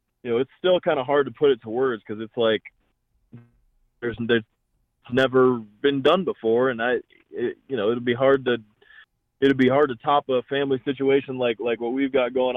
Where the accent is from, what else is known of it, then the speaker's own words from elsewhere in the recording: Cleveland, Ohio, United States; I'm from Cleveland